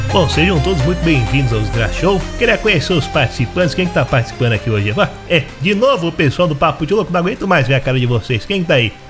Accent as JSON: {"language": "Portuguese", "region": "Rio de Janeiro", "country": "Brazil", "said": "também sou do Rio"}